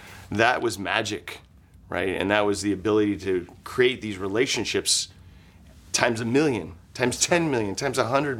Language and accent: English; Napa, California, United States; moved away; I was raised in Napa.